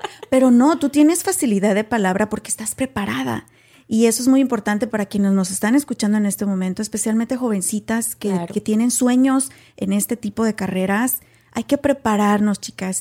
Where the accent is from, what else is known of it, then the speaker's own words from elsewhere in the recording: Mexico; moved away as an adult; now in United States; otros hasta venimos con carrera también de México